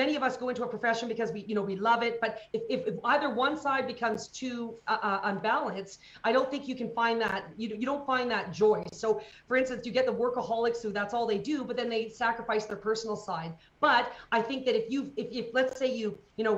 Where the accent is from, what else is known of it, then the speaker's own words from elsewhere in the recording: Calgary, Alberta, Canada; in my hometown of Calgary